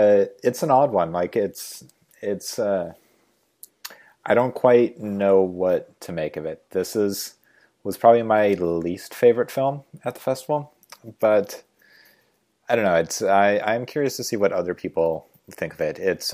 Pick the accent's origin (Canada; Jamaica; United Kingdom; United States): United States; Eastern Washington; also born or lived in Northern Idaho; I didn't grow up in the Midwest, but I grew up in Eastern Washington and a family in Northern Idaho, which is more Midwest than it is, you know, Seattle.